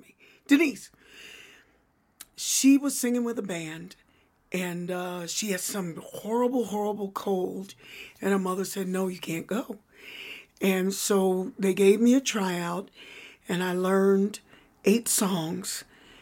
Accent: Louisville, Kentucky, United States; moved away as an adult; now in Denver, United States; Louisville, Kentucky

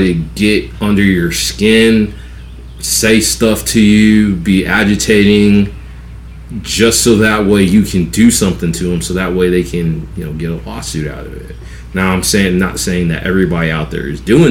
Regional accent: West Coast, United States; also born or lived in Atlanta, Georgia; now in South Georgia, United States; I'm not from Georgia at all. Like, I'm from the West Coast

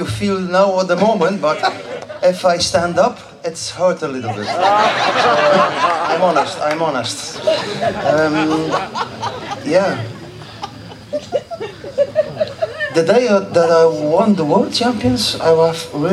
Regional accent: Flanders, Belgium; I'm coming from Flanders

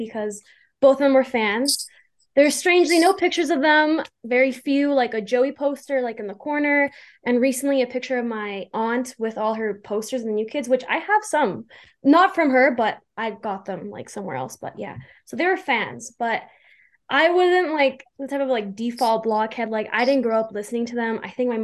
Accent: Calgary, Alberta, Canada; I'm 21. I'm from Calgary, Alberta, Canada.

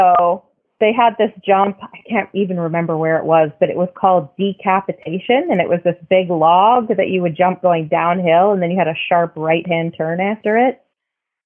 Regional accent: Langley, British Columbia, Canada; moved away; Langley, British Columbia, which is about an hour east of Vancouver.

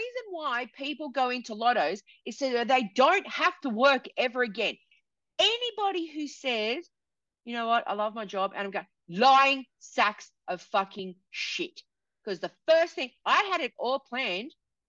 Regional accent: New South Wales, Australia; And I'm from New South Wales.

